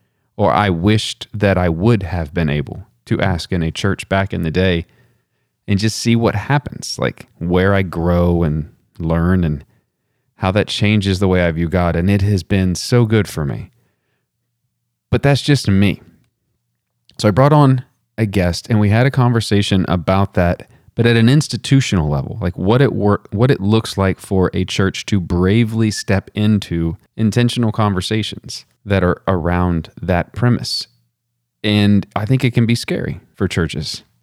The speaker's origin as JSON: {"language": "English", "region": "West Texas", "country": "United States", "said": "I'm from way West Texas"}